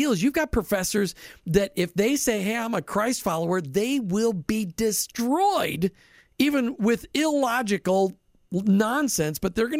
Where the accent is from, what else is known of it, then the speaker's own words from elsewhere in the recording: Minnesota, United States; I grew up in Minnesota